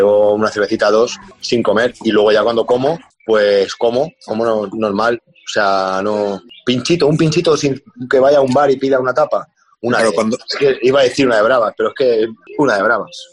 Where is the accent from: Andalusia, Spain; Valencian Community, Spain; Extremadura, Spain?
Extremadura, Spain; moved away; la morcilla que tengo ahí de mi pueblo, le, abro una, le abro una cervecita extremeña